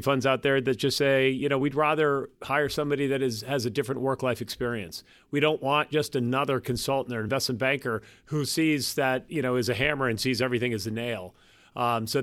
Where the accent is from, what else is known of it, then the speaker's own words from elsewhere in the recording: Boston, Massachusetts, United States; being a Bostonian, oftentimes when I travel, I meet people and I say, I'm from Boston